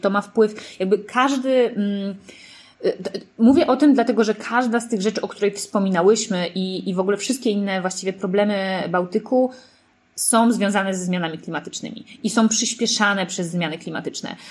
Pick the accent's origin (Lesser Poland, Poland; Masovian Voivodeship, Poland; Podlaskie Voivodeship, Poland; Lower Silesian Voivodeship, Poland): Masovian Voivodeship, Poland; Warsaw; ja jestem z Warszawy